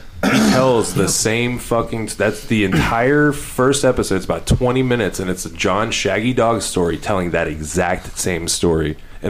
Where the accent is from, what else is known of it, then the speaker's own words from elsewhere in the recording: Louisville, Kentucky, United States; I am from Louisville